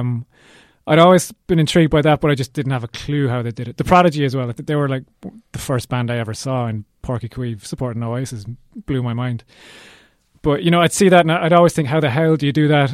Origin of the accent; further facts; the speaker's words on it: Cork, Munster, Ireland; We're from Cork